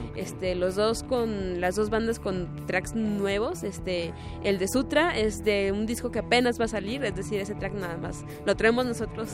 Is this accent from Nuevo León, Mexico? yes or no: no; Guadalajara, Jalisco, Mexico; soy de Guadalajara